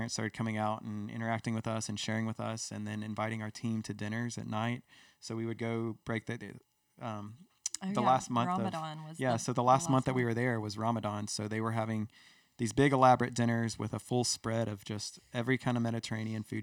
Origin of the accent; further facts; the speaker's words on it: United States; we're from America